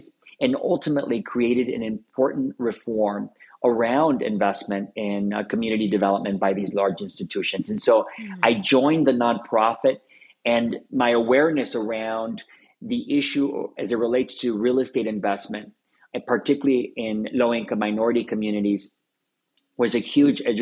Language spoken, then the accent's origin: English; Los Angeles, California, United States; my growing up in Boyle Heights. I grew up in the east side